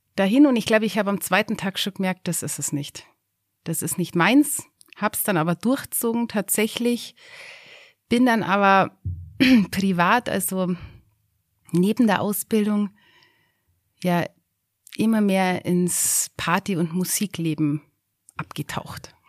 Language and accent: German; Schöneck, Bavaria, Germany; Ich bin aufgewachsen in Schöneck. Wer das nicht kennt, das ist so die Grenze vom Garmisch-Partenkirchner Landkreis zwischen Rottenbuch